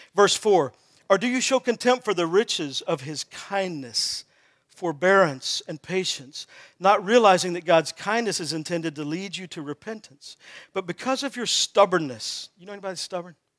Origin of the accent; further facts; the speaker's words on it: Texas, United States; I grew up in Texas